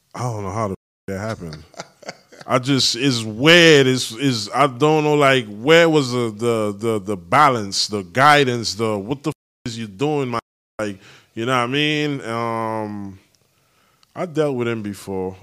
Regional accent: U.S. Virgin Islands; moved away; The U S Virgin Islands, shout out my hometown

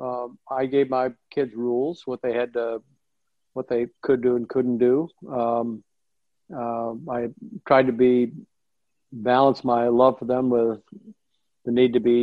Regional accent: Nebraska, United States; moved away as an adult; I was born in Nebraska, went to school out in Nebraska

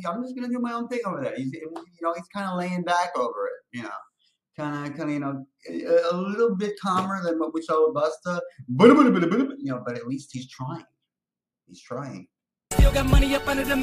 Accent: New York City, New York, United States; I'm from Brooklyn.

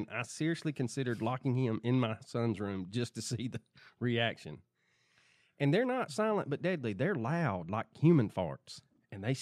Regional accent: Georgia, United States; Growing up in the South, we don't keep track of that. We just in Georgia, you just hold your breath and the weather changes.

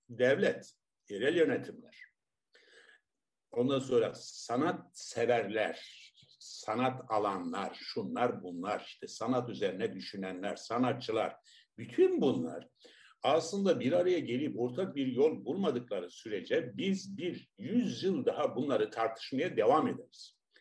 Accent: Tarsus, Mersin, Turkey; ben Tarsus doğumluyum.

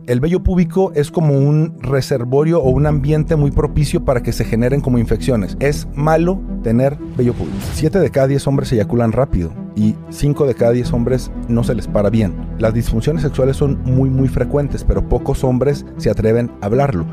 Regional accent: Torreón, Coahuila, Mexico; moved away as an adult; now in Mexico City, Mexico; Yo soy de Torreón, Coahuila. Hace 10 años me trajo acá un programa

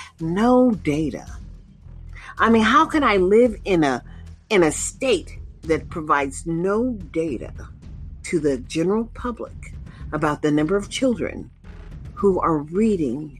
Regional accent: United States; now in Nevada, United States; We, as American people

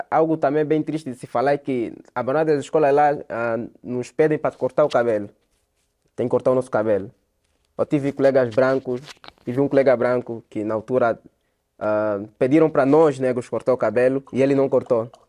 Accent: Angola; e ele sofre bullying mesmo com nós angolanos

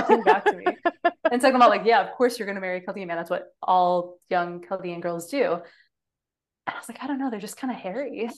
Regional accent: Michigan, United States; growing up in Michigan, like I had no choice besides going to University of Michigan

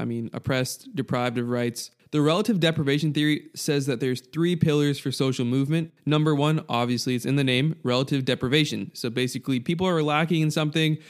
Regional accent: United States; I'm American

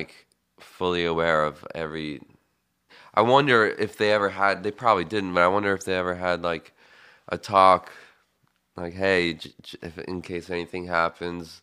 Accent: Bucharest, Romania; now in United States; I grew up in Bucharest, Romania

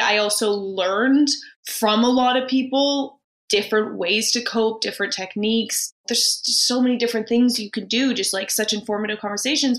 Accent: Vancouver, British Columbia, Canada; I am from Vancouver

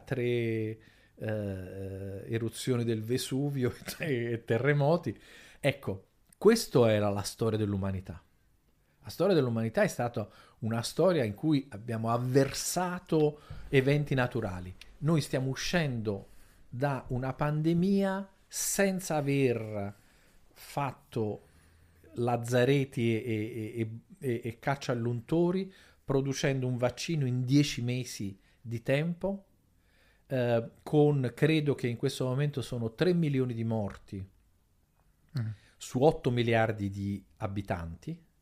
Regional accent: Naples, Campania, Italy; io vengo da Napoli

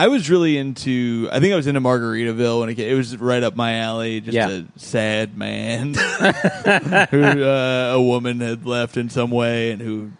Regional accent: Bloomington, United States; They opened a cheeseburger in Paradise in my hometown in Bloomington.

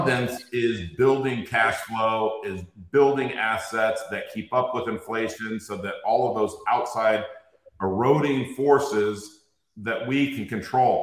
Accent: Inglewood, California, United States; I grew up in Inglewood, California.

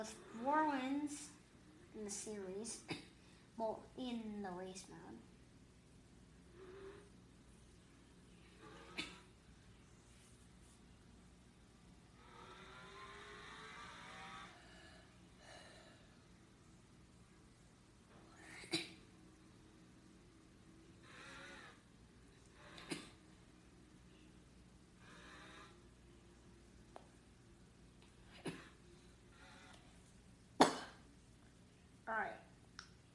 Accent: North Carolina, United States; my home state, North Carolina

